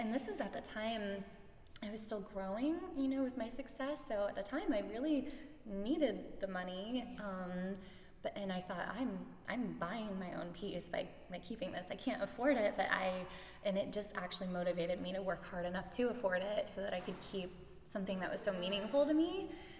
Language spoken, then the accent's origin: English; St. Petersburg, Florida, United States; I was born and raised in St. Pete.